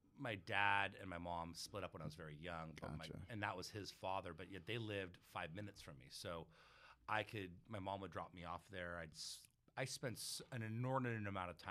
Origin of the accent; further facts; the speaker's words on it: San Mateo, California, United States; San Mateo, California. We represent 415 in the old days, now 650. So yeah, I had a great time growing up there.